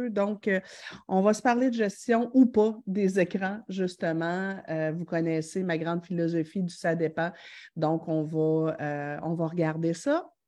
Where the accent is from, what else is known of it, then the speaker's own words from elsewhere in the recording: Quebec City, Quebec, Canada; Je viens de Québec, j'ai deux filles, l'une de 9 ans et l'autre de 11 ans.